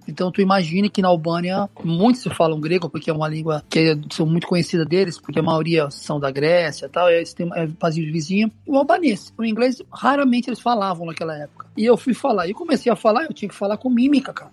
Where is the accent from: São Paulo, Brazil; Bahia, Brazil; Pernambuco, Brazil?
São Paulo, Brazil; Santos; moved away as an adult; now in Greece; sou natural de Santos